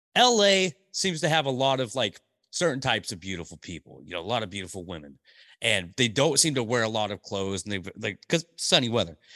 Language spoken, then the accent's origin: English; Portland, Oregon, United States; also born or lived in Tulare, California; now in Vancouver, Washington, United States; we moved to Portland Portland, Oregon when I was three years old, so I, I, I'm a Portland landing, I grew up in Portland